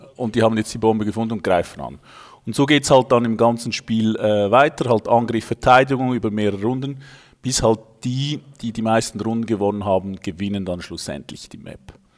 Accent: Switzerland; accent: Swiss; wohne in der Schweiz, wie man unschwer an meinem Akzent hört

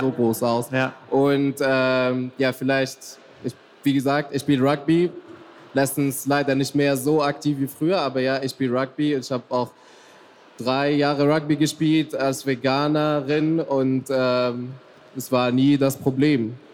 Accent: Tunisia; moved away; also born or lived in Mecca, Saudi Arabia; also ich bin eigentlich in Mekka geboren worden, also im heiligsten Ort für Muslime, wow. äh, und bin in Tunesien aufgewachsen

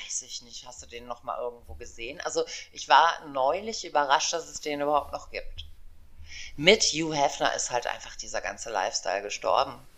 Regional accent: Aachen, North Rhine-Westphalia, Germany; also born or lived in East Germany; ich komme aus Aachen, ich habe drei Kinder

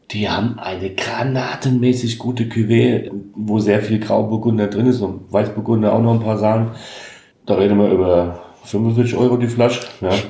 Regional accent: Hesse, Germany; Also, ich als Hesse würde sagen

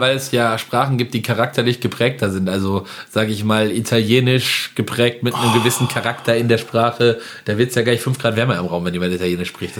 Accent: village near Winterberg, Siegen-Wittgenstein, North Rhine-Westphalia, Germany; moved away; bei uns in Merdeburg kann man auch wirklich sehr gut langlaufen und ich habe gerade noch mit meiner Mutter telefoniert, bei uns schneit es auch gerade tatsächlich

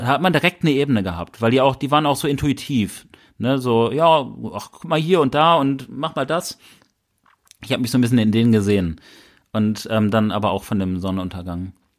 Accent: Bielefeld, North Rhine-Westphalia, Germany; wir kommen aus Bielefeld.

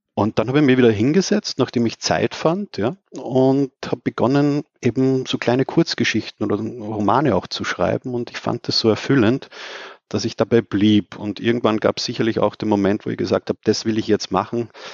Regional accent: Austria; da war man natürlich als Österreicher

